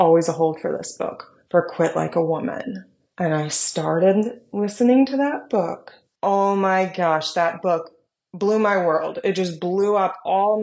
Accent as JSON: {"language": "English", "country": "United States", "said": "I'm an American."}